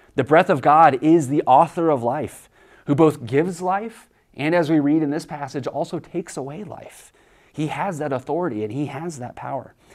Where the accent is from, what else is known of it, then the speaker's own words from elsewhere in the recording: Kansas, United States; I grew up in Kansas